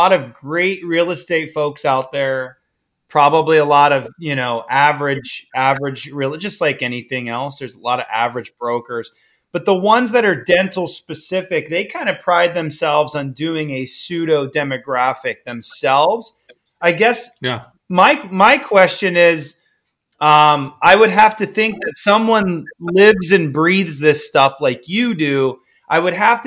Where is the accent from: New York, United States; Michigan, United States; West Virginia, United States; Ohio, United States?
Ohio, United States; I'm from Ohio, good or bad